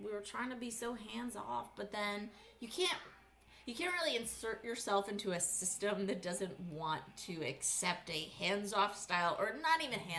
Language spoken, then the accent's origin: English; New York, United States; moved away; I'm from New York, and we had the Regents tests that were not until high school, though